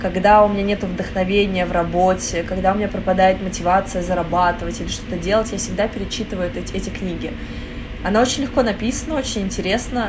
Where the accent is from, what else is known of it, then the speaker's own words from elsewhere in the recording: Moscow, Russia; я родилась в Москве, угу. и я никогда где-то не жила.